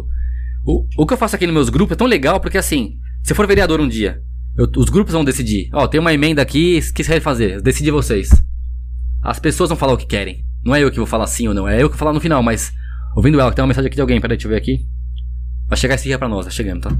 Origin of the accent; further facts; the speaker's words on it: São Paulo, Brazil; also born or lived in Vila Ema, São Paulo; eu morava na Moca, nasci na Moca na Amada de Deus aqui